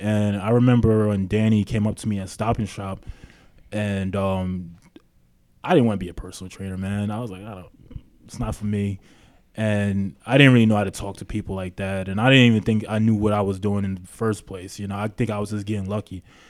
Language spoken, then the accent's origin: English; Queens, New York, United States; now in Long Beach, United States; I'm from South Jamaica, Queens. I've been living in Long Beach now for 10 years.